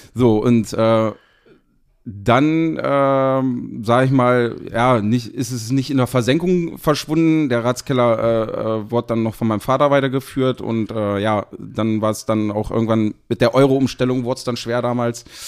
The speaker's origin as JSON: {"language": "German", "town": "Seesen", "region": "Lower Saxony", "country": "Germany", "said": "ich komme aus dem schönen Harz, äh, genau gesagt aus Sesen."}